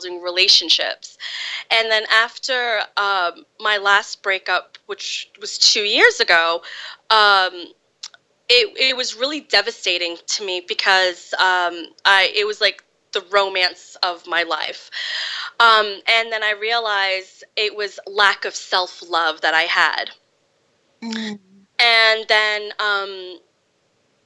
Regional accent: Fall River, Massachusetts, United States; I was born in Fall River, Massachusetts, and I grew up there.

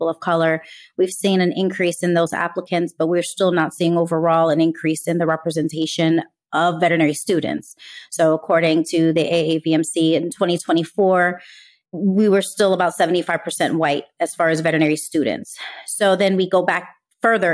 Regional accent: New York City, New York, United States; growing up in New York City

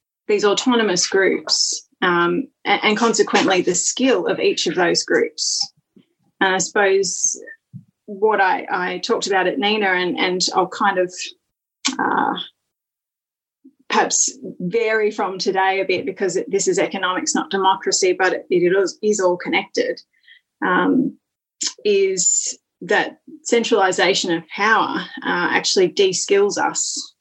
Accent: Worimi Country, New South Wales, Australia; now in Maitland, Australia; I'm very grateful for my Gumeroi ancestors. I'm also grateful for the Worimi ancestors on whose land I grew up.

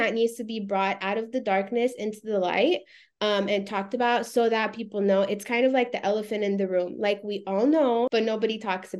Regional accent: United States; I'm American, I'm born here first. And second, I'm Romanian. I'm in a Romanian community. I speak Romanian. We go to Romania every summer.

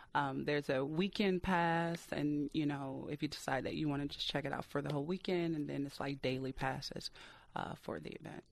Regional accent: Detroit, Michigan, United States; detroit is my hometown city

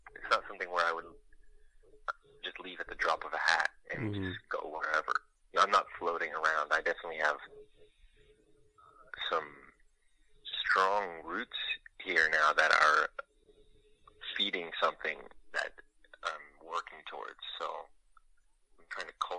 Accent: California, United States; now in Los Angeles, United States; I'm from California

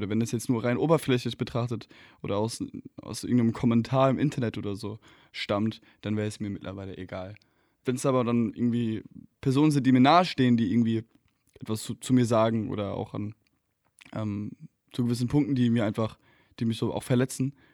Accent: Hesse, Germany; now in Berlin, Germany; Bei uns in Hessen sagt man wie ich.

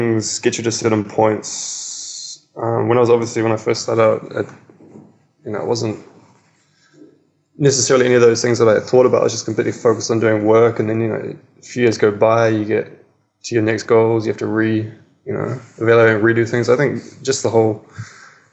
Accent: New Zealand; now in Melbourne, Australia; I grew up in New Zealand, even though it's in the middle of nowhere in the ocean, it's extremely cultured

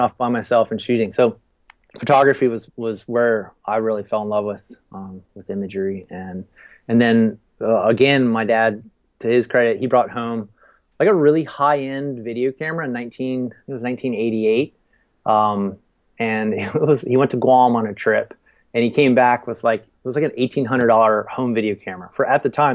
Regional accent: Frederick, Maryland, United States; moved away as an adult; also born or lived in Outer Banks, North Carolina / Baltimore, Maryland; I, I, grew up in in Maryland, uh, right outside of Washington D.C. in a little town called Frederick. And uh, yeah, 18 years I lived there

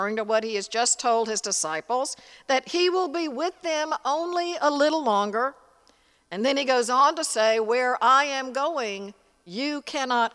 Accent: Tennessee, United States; In the church I grew up in Tennessee

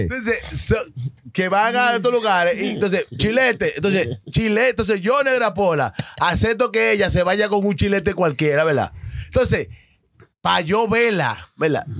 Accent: Dominican Republic; now in New York, United States; yo que soy dominicano

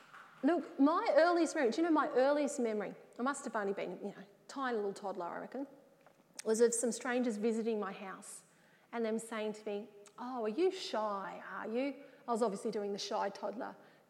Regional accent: Wagga Wagga, New South Wales, Australia; also born or lived in Sydney; I was from the Wagga area

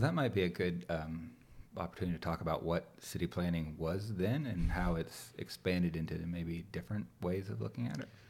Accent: Gwinnett County, Georgia, United States; I grew up further out in Gwinnett where it was literally all farms around us when we moved

